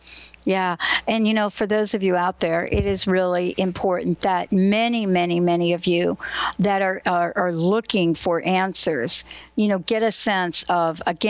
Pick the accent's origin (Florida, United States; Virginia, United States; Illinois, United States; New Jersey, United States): New Jersey, United States; I said I was from New Jersey